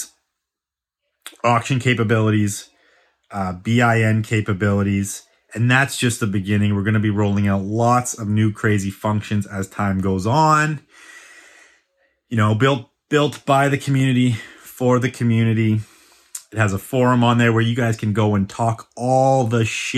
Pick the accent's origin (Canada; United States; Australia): Canada; Vancouver, British Columbia; I have a fellow Vancouverite joining me today